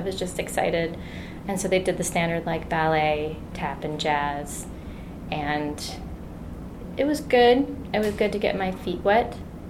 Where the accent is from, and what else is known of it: Minnesota, United States; born or raised there